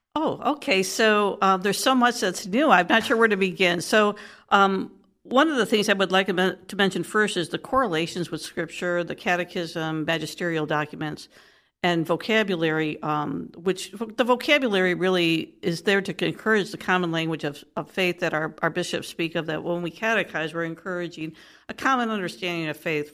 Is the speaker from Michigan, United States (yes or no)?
yes; Detroit, Michigan, United States; moved away as an adult; also born or lived in Texas; now in Columbus, United States; I'm originally from the Midwest, so, you know, I'm a native Detroiter